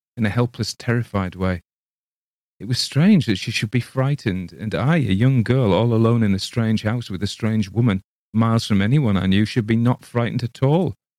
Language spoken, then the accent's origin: English; England, United Kingdom; I read it as an Englishman